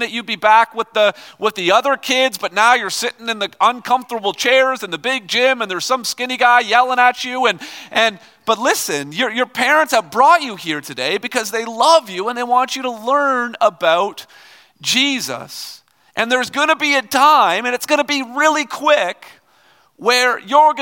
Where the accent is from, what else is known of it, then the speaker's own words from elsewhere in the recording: Toronto, Ontario, Canada; I'm from Toronto